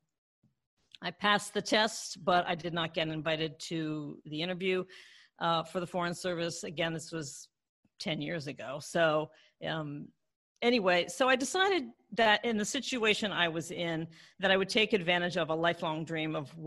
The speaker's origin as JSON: {"language": "English", "region": "Maryland", "country": "United States", "tie": "born or raised there", "also_born_or_lived": "Washington, D.C. / Los Angeles", "moved": "as an adult", "said": "I grew up in Maryland, and I was born in DC, and I grew up in Maryland what I would call the lily white suburbs."}